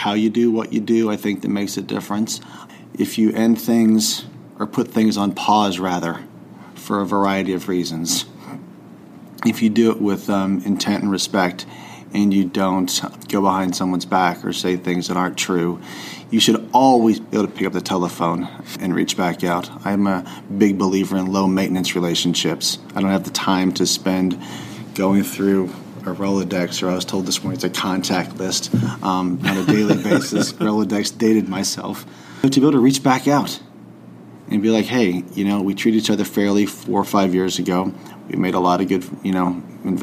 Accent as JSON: {"language": "English", "region": "the South", "country": "United States", "tie": "born or raised there", "said": "growing up in the South"}